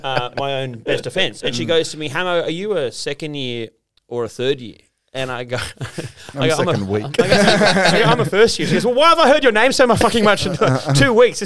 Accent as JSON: {"language": "English", "town": "Sydney", "region": "New South Wales", "country": "Australia", "tie": "born or raised there", "also_born_or_lived": "Bathurst", "moved": "as an adult", "said": "guys that I grew up with back in Sydney"}